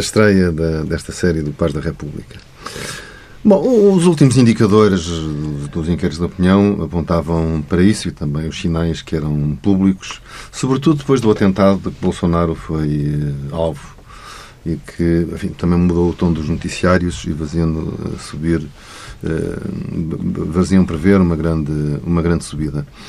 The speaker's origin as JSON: {"language": "Portuguese", "country": "Portugal", "said": "agora nós somos portugueses, somos membros da CPLP"}